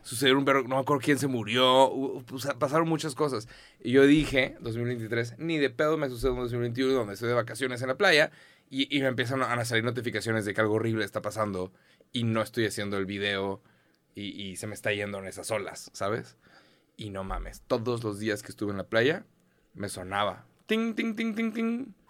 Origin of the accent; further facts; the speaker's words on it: Mexico; soy mexicano